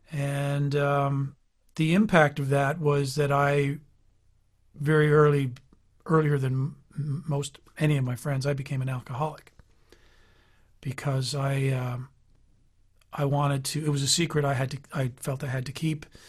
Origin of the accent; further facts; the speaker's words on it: Newfoundland and Labrador, Canada; now in Ottawa, Canada; We're from Newfoundland, which is as far east as you can get and still be in North America